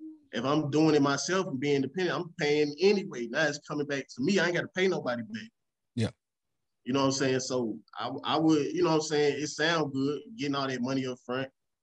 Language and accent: English; Memphis, Tennessee, United States; also born or lived in St. Louis, Missouri / Raleigh; I was born here in St. Louis and raised in Memphis